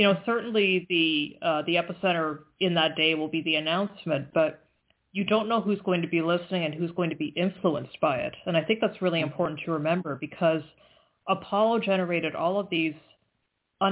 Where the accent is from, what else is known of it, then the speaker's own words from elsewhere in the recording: Canada; I'm Canadian